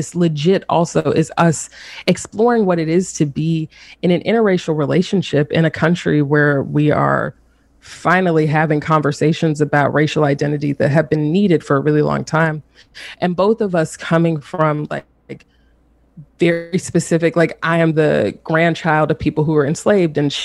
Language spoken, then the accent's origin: English; the South, United States; now in North Carolina, United States; So I'm based in North Carolina, and I'm from the South.